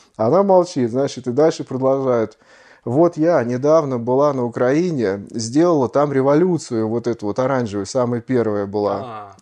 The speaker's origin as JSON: {"language": "Russian", "country": "Russia", "moved": "yes", "said": "мы из России"}